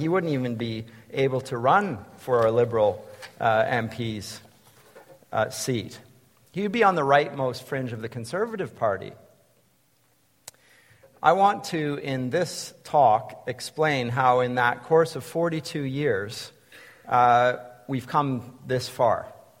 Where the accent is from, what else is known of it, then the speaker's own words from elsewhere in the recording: Canada; moved away as an adult; also born or lived in Germany; as a Canadian growing up in the 70s and 80s